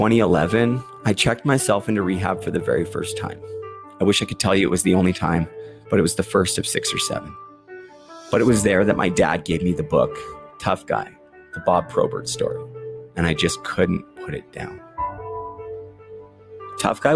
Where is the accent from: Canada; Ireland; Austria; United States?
Canada; Vancouver, British Columbia; My hometown, Vancouver